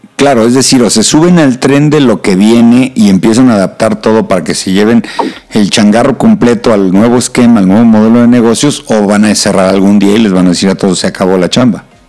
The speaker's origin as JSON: {"language": "Spanish", "country": "Mexico"}